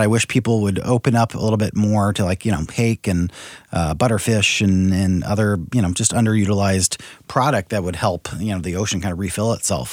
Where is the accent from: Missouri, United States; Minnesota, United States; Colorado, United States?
Missouri, United States; St. Louis; also born or lived in San Francisco / New York; I grew up here in St. Louis